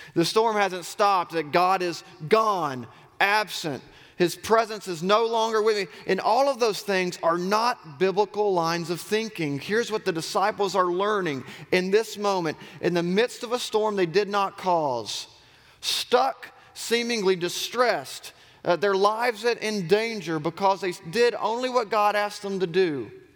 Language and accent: English; Auburn, Alabama, United States; I grew up in Auburn. I'm a Southerner